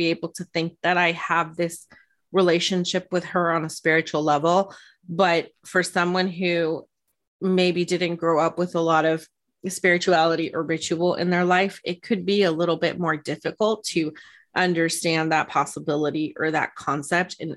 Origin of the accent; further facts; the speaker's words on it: California, United States; I'm not Mexican, but I grew up in California